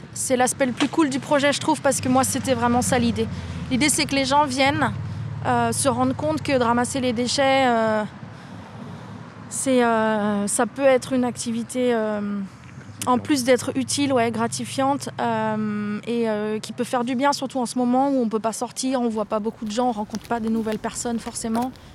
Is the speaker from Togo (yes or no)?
no; Nantes, Pays de la Loire, France; en tant que Nantais